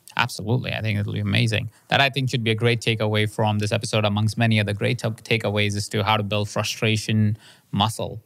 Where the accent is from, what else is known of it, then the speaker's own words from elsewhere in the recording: India; moved away; I grew up in India in a house of twenty-three people sharing the same space